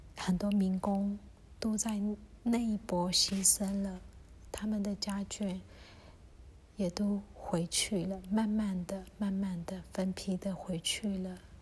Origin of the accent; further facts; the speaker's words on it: Myanmar; 我们缅甸人